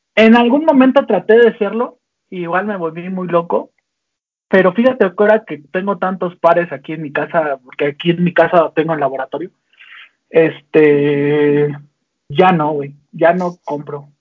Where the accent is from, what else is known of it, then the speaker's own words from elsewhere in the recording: Tlalnepantla, State of Mexico, Mexico; also born or lived in Guadalajara; yo soy de Tanepantla, entonces todo ese barrio que yo traía